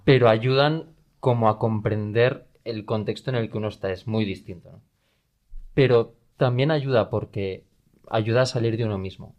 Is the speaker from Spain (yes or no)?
yes; Valencian Community, Spain; en mi día a día en, Valencia, en el pueblo de la diócesis al que me manden cuando sea sacerdote, en la parroquia en la que esté echando una mano en mis años de formación de seminarista